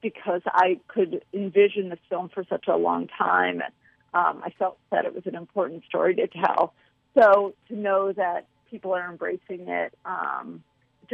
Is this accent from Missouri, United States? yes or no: yes; St. Louis, Missouri, United States; Dylan and I are both from St. Louis. We grew up in St. Louis.